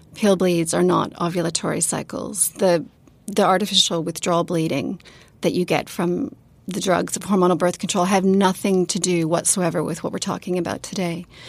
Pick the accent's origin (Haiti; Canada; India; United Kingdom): Canada; also born or lived in Sydney, Australia / New Zealand; now in Christchurch, New Zealand; I live in New Zealand, but I'm from Canada and I work in Australia